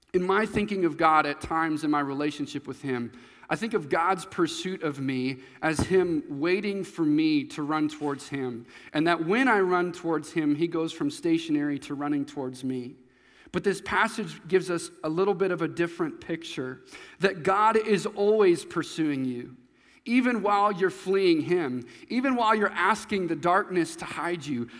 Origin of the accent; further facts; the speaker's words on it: Nebraska, United States; also born or lived in Missouri; when I was going into fourth grade. I moved to Nebraska from Missouri